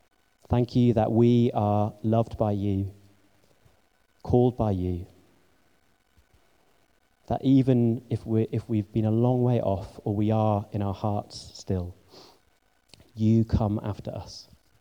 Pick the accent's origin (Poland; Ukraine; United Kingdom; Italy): United Kingdom; England; Believe me, you know, I'm English and I feel strange most of the time.